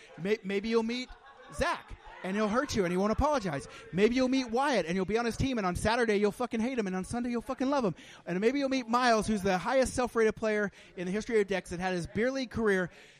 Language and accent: English; Oklahoma, United States; I'm from Oklahoma, and my dad owns a construction company